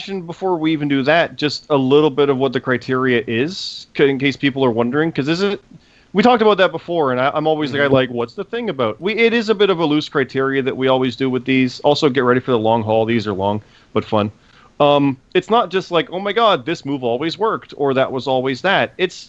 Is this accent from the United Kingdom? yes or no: no; Canada; we're Canadian, and we didn't care for that one.